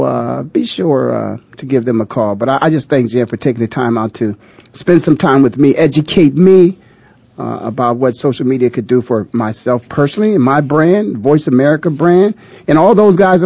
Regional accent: Canton, Ohio, United States; moved away; back in my hometown of Canton, Ohio

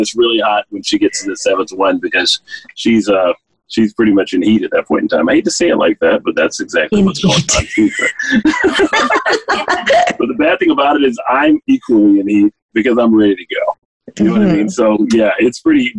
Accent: North Louisiana, United States; I grew up in North Louisiana

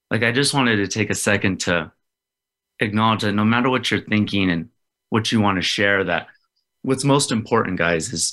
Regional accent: West Valley City, Utah, United States; I was born in Utah. I think it was like West Valley, Salt Lake area.

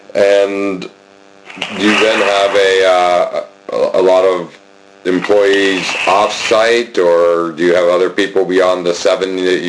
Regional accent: Altoona, Pennsylvania, United States; I grew up in Altoona. That's my hometown.

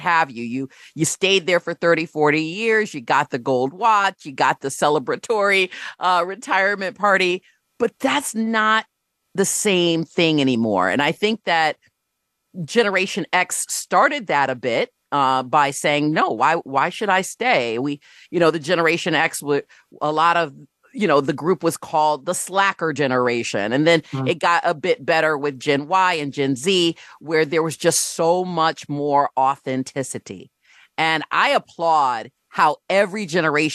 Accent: Rochester Hills, Michigan, United States; my experience growing up in Rochester Hills, Michigan

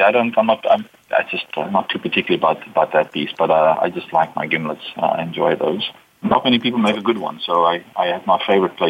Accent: South Africa; now in United States; And now I live in the U.S. I was born in South Africa.

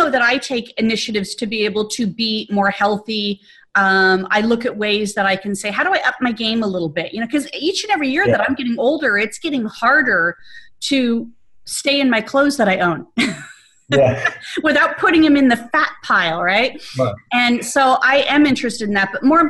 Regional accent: Arizona, United States; moved away as an adult; now in Atlanta, United States; moved to Atlanta, and although I was transitioning all of last year from everything that I had in my home state of Arizona

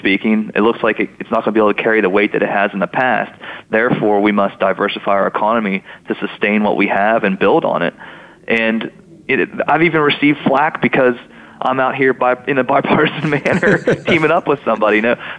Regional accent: West Virginia, United States; accent: Northern Panhandle West Virginia; I mean, my accent doesn't sound like the Charleston accent. It's a little different. West Virginia kind of has, you know, I sound more like a Yinzer than I do a Southern West Virginian, or even the Eastern Panhandle, for that matter

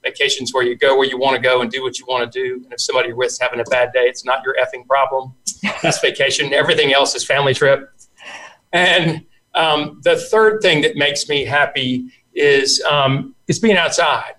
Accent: South Carolina, United States; I grew up in in South Carolina

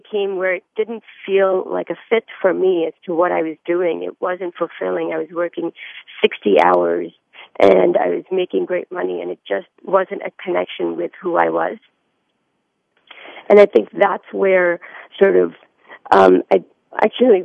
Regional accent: India; moved away; I was born in India

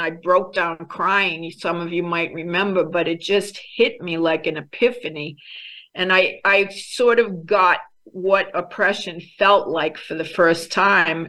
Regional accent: Boston, Massachusetts, United States; moved away; also born or lived in Ghana / Albania; I was raised in American, Irish American Catholic family in Boston

